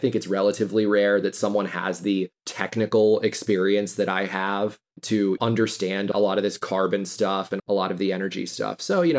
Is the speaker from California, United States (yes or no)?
no; Houston, Texas, United States; also born or lived in Austin, Texas; I'm from Houston. You know, it's kind of the hometown industry. Seems like it's what everybody does here.